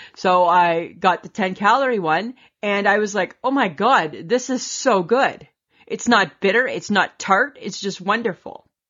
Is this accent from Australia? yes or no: no; Canada; we're Canadian.